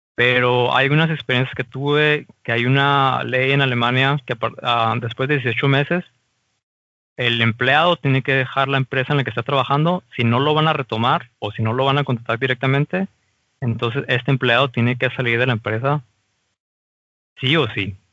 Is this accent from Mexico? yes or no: yes; Mexico; moved away as an adult; now in Germany; como mexicano